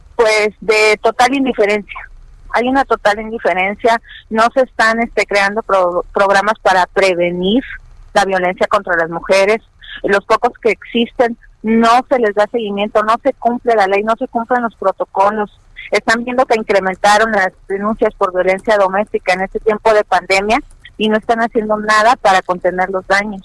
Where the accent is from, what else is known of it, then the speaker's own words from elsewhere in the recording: Mexico; somos mexicanos